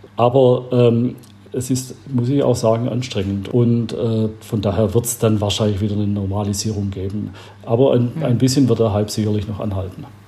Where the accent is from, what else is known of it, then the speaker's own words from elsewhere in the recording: Albstadt, Baden-Württemberg, Germany; in meiner Heimat äh, in Albstadt, wo ich herkomme, von der Schwäbischen Alb. Äh, da war ich ein kleiner Bub